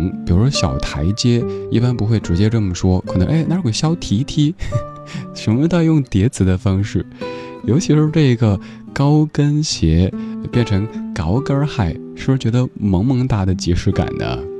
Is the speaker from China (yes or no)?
yes; Sichuan, China; accent: Sichuanese; 用我家乡话四川话来说